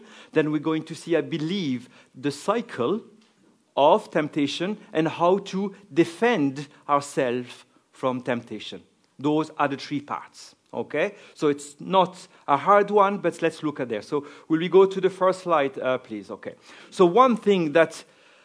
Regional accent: France; accent: French; English is a second language; now in Cork, Ireland

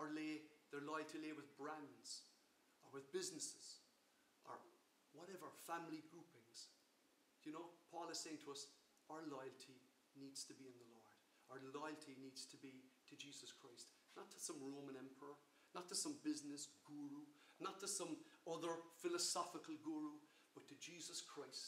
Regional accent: Ireland; I'm an Irish citizen, my citizenship or my freedom to live as a citizen of the Republic of Ireland

